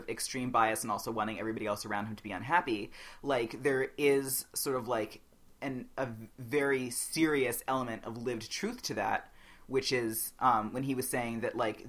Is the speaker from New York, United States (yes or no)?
yes; New York City, New York, United States; I grew up on the Upper East Side with my mom